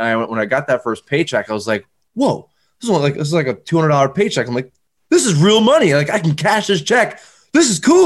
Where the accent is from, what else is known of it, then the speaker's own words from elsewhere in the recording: Northern New York, United States; now in Albany area, United States; I'm originally from Northern New York, you know, like not like Albany, but like North, very North